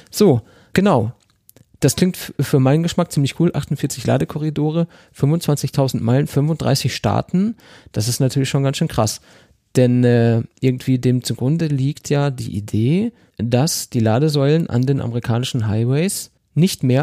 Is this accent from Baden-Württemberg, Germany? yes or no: no; North Rhine-Westphalia, Germany; Bei, bei uns im Pott, da sagt man dazu. Katzenwurf.